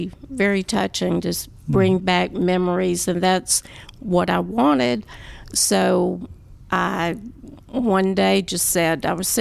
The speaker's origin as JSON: {"language": "English", "town": "Waco", "region": "Texas", "country": "United States", "said": "I'm from Waco, Texas."}